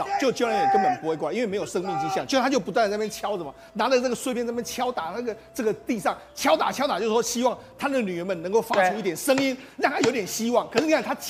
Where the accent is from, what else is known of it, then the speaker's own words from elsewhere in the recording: Taiwan; 那当然更让我们台湾人感动的是，